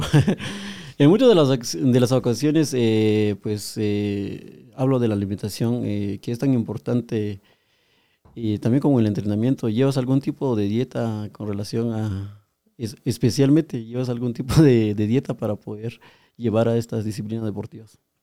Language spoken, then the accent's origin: Spanish; Guatemala; nosotros somos guatemaltecos